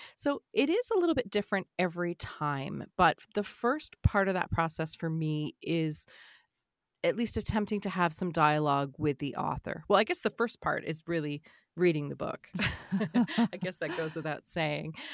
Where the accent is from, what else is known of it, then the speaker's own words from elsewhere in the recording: the Maritimes, Canada; I'm not from Cape Breton. I'm from the Marit-, the Maritimes, but I'm not from Cape Breton.